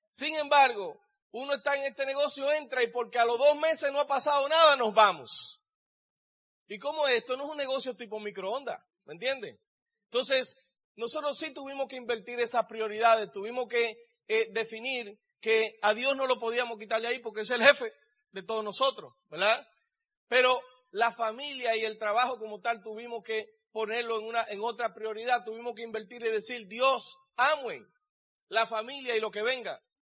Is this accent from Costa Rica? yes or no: no; Dominican Republic; now in United States; Yo vengo de la República Dominicana y estoy aquí en California con ustedes.